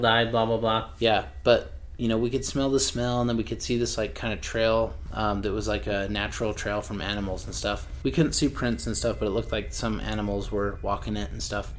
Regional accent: Utah, United States; we're from Utah

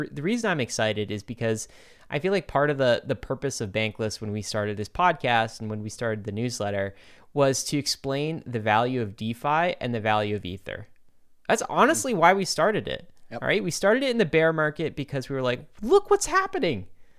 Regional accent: Brooklyn, New York, United States; I'm from Brooklyn, man.

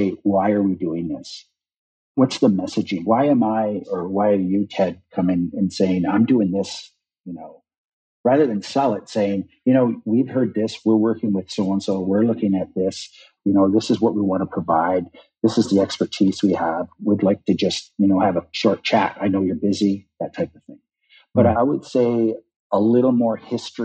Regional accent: North Coast, British Columbia, Canada; moved away as an adult; also born or lived in Haida Gwaii / Ottawa; we say in the North Coast

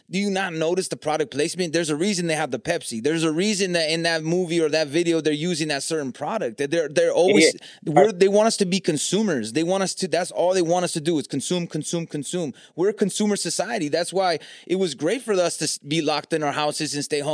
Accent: California, United States; I'm from Cali

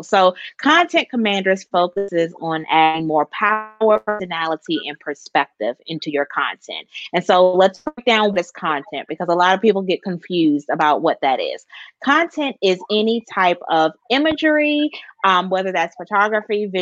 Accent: Washington, District of Columbia, United States; now in Elizabeth City, United States; I'm originally from Washington, D.C., born and raised, always shouting out my hometown proud, but now I'm here in North Carolina

